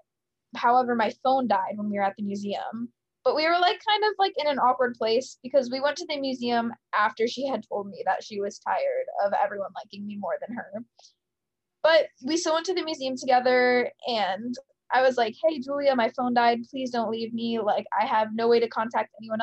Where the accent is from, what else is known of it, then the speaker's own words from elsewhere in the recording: Michigan, United States; moved away as an adult; also born or lived in San Diego; now in Nashville, United States; I'm from Michigan